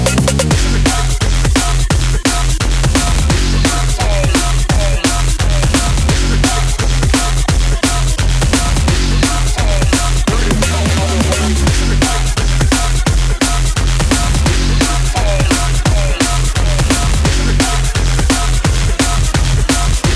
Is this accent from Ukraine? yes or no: no; England, United Kingdom; as English people